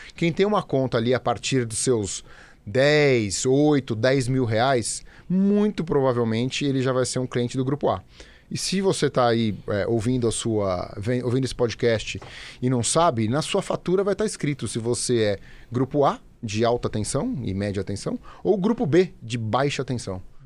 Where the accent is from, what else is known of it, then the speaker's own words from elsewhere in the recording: São Paulo, Brazil; also born or lived in Campinas; eu sou paulistano, paulistano de nascença, é, nascido, criado, morei é, muitos anos aqui na cidade